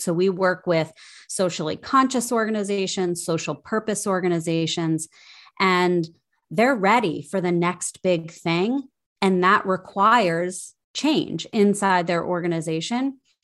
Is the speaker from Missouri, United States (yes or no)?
no; Ohio, United States; also born or lived in Minnesota; now in Washington, D.C., United States; I grew up in Ohio and made my way to Washington, D C via Minnesota.